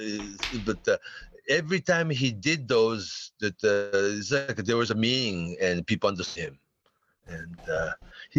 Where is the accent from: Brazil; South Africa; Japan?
Japan; we still had this samurai lifestyle in Japan